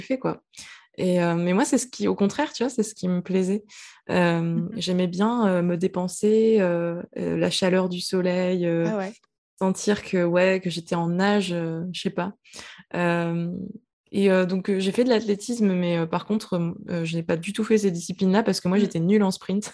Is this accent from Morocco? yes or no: no; French Guiana; moved away; j'habitais dans un pays chaud quand j'étais petite, j'habitais en Guyane.